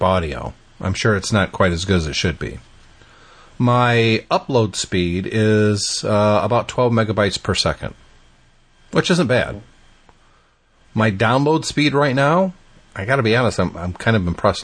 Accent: United States; I'm American

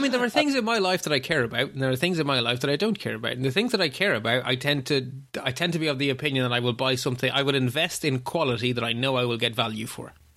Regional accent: Ireland; as an Irish person

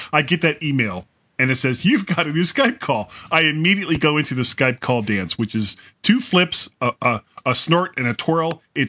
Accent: South Florida, United States; I grew up in South Florida

